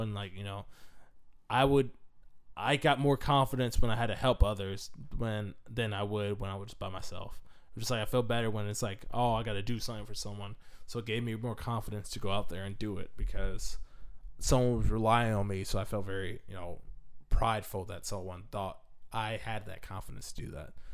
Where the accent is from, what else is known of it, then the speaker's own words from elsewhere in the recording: Washington, United States; I'm from Washington State